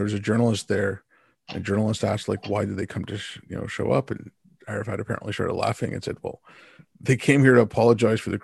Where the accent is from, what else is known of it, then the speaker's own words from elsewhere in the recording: India; I'm from India